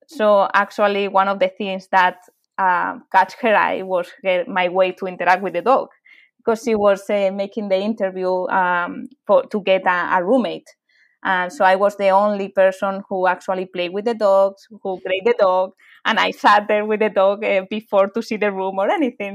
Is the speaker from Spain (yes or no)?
yes; Madrid, Community of Madrid, Spain; English is a second language; moved away as an adult; I'm from Madrid, from from Spain, and I lived there for half of my life